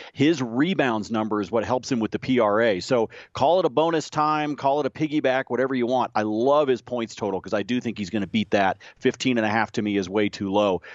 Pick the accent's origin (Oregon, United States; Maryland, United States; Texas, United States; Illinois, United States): Oregon, United States; Corvallis; I grew up in Corvallis